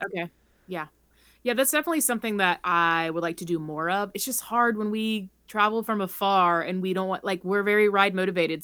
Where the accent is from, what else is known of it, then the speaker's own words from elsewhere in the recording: Charleston, South Carolina, United States; moved away as an adult; now in Colorado, United States; I grew up in Charleston